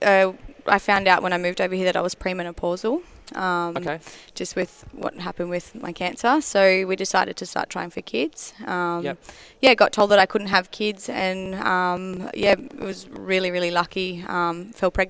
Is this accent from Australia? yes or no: yes; Canberra, Australian Capital Territory, Australia; moved away as an adult; now in Western Australia, Australia; I'm from Canberra.